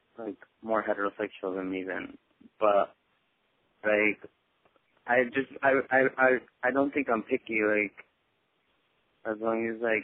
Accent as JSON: {"language": "English", "town": "Huntington Park", "region": "California", "country": "United States", "said": "I'm from Huntington Park, close to the LA area."}